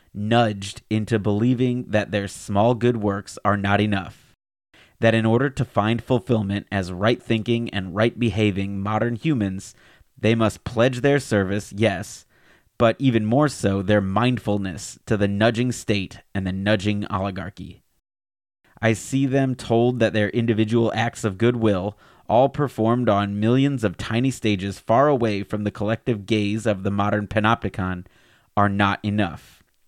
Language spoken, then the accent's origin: English; Alabama, United States; my home state of Alabama